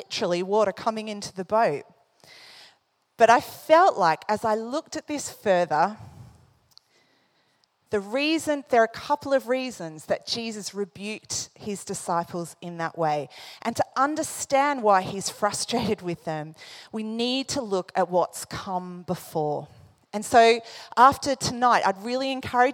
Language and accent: English; Australia; moved away; I come from Australia. I grew up, you know, going to the beach a lot